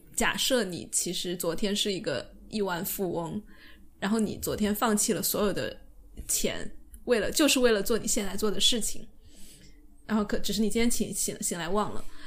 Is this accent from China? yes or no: yes; China; 我们中国人